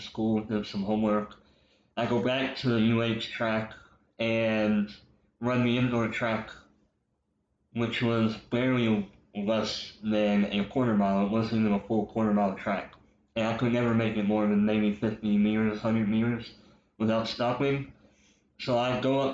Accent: Brenham, Texas, United States; now in Houston, United States; I was born here in Houston. I grew up on the northwest side. My parents got divorced in 1998, so I moved to Brenham

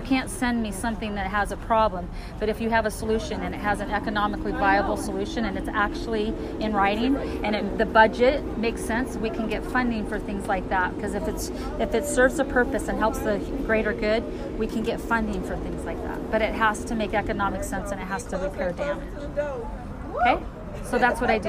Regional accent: Las Vegas, Nevada, United States; moved away as an adult; also born or lived in Reno, Nevada / Lake Tahoe; I'm from Las Vegas, born and raised. Yeah, I'm four generations that lived here.

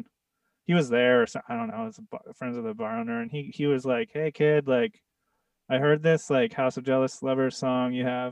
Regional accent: San Diego, California, United States; moved away; also born or lived in New York; I grew up in San Diego

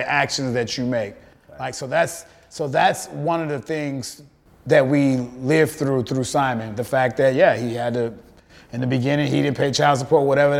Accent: Chicago, Illinois, United States; I grew up there. I'm from the South Side of Chicago

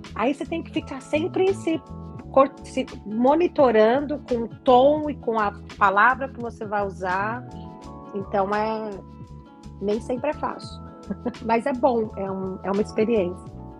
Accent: Brazil; moved away as an adult; eu não voltei para o Brasil

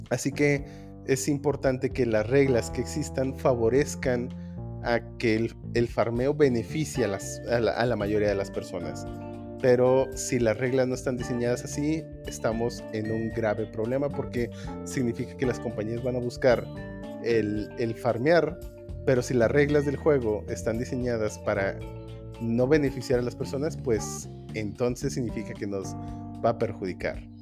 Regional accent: Mexico; no estamos en peligro como mexicanos

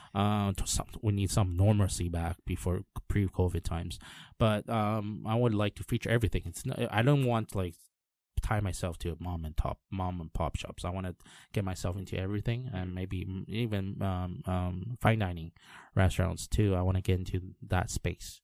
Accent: Canada; now in Taiwan; all my friends were basically English speakers back in Canada.

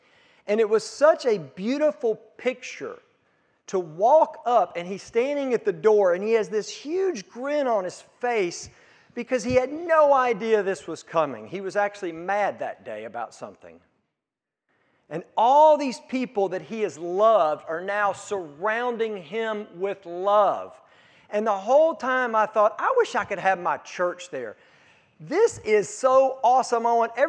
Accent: Hikes Retreat, Mississippi, United States; So I grew up in South Mississippi, out in the country, in an area called Hikes Retreat, and attended Hikes Retreat Baptist Church.

